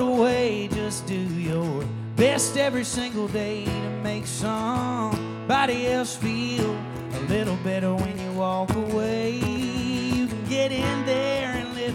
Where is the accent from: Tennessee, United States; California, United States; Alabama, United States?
Tennessee, United States; Fairview; also born or lived in Nashville, Tennessee; raised in Fairview, Tennessee, which is like 40 minutes towards Memphis from here